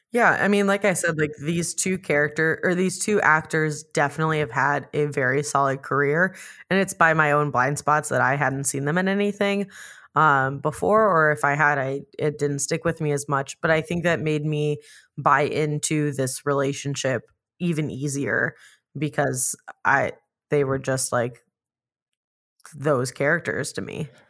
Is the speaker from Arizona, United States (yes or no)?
yes; Phoenix, Arizona, United States; I grew up in Phoenix